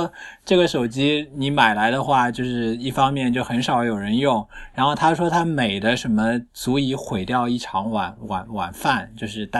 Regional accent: Shanghai, China; 我上海人，然后他们

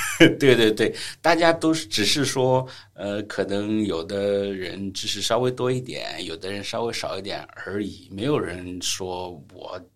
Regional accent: China; 我们中国人

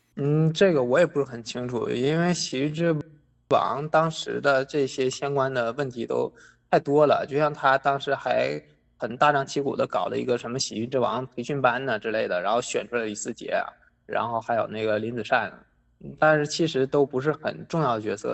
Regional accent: Northeast China, China; 我本身是东北人

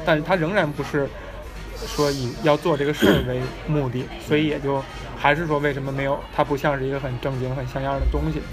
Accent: Beijing, China; 我们作为这个土生土长的北京人

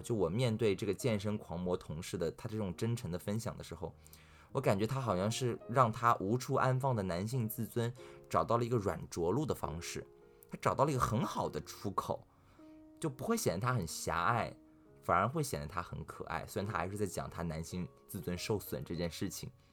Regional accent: Shanghai, China; 在我们上海人的观念里面吧，没有哥们儿这两，这，这三个字儿

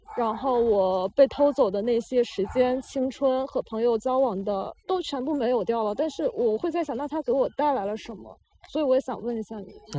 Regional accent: China; 我们在大陆土生土长的人

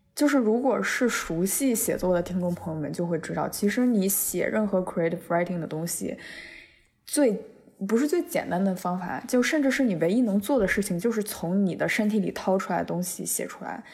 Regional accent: Beijing, China; moved away as an adult; now in United States; 作为一个，一个纯纯地在北京土生土长长大的孩子

